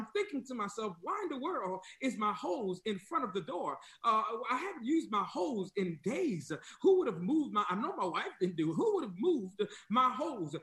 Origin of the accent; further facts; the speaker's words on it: New York, United States; moved away as an adult; also born or lived in the South (US); now in US South; I'm from New York